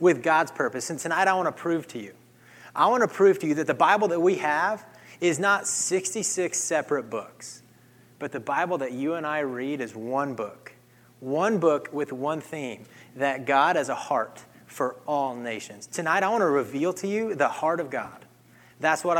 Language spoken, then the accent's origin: English; Kansas, United States; growing up in Kansas, I grew up on a cattle ranch